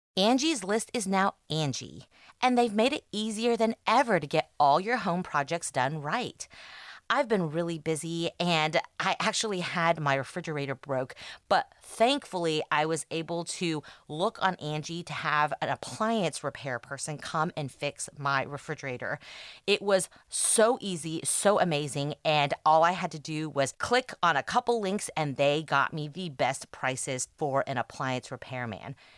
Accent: Texas, United States; growing up in Texas

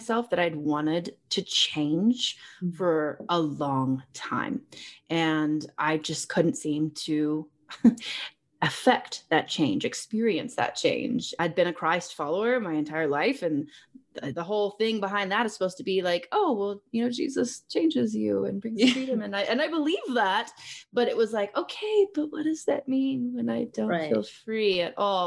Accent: Texas, United States; moved away as an adult; now in Colorado Springs, United States; I am a Texas girl born and raised, extremely Texan

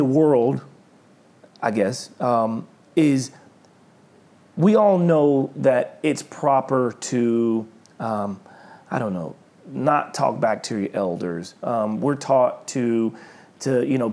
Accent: Oklahoma, United States; moved away; when I grew up in Oklahoma

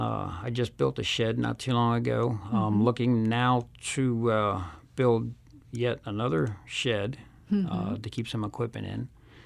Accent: Pennsylvania, United States; moved away; I'm originally from Pennsylvania, so we're pretty close.

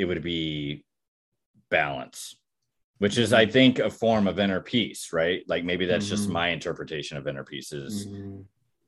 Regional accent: Texas, United States; I was born and raised in Texas

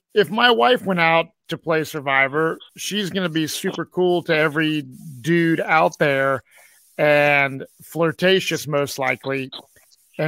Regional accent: Cincinnati, Ohio, United States; My hometown, Cincinnati, Ohio, is where I live

